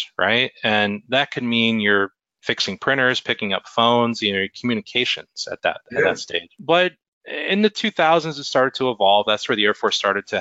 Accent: New Jersey, United States; moved away as an adult; also born or lived in California; now in Chattanooga, Tennessee, United States; Born in California, raised in New Jersey

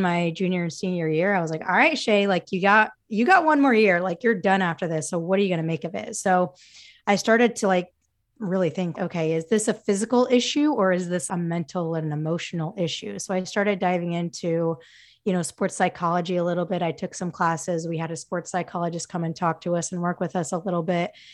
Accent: Utah, United States; transferred, um, back to my, my home state, Utah State

